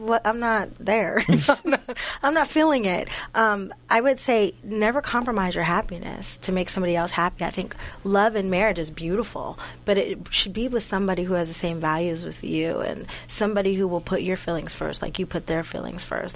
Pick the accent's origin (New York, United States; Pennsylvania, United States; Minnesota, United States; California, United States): Pennsylvania, United States; Duquesne; I'm from Pittsburgh. Pittsburgh, but a little small town called Duquesne.